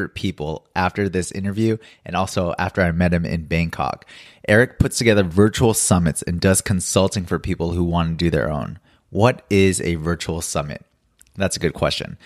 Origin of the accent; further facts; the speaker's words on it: Los Angeles, California, United States; now in Seoul, South Korea; I'm in Seoul, but I'm originally from Los Angeles